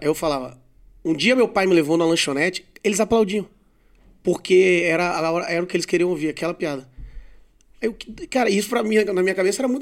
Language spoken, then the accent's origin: Portuguese; Vitória, Espírito Santo, Brazil; now in São Paulo, Brazil; Eu sou de Vitória